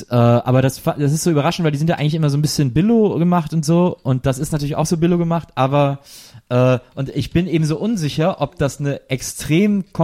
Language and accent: German; Cologne, North Rhine-Westphalia, Germany; Und trotzdem war klar, dass wir sind alle Kölsche und das ist unsere Stadt und wir lieben uns.